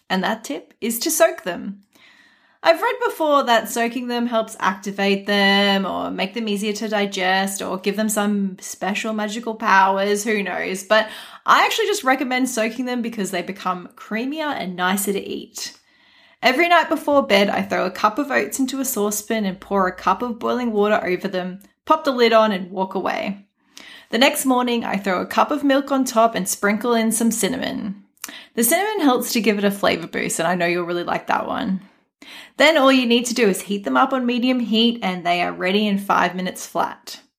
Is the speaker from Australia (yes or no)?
yes; Australia; As you can probably already tell, I'm from Australia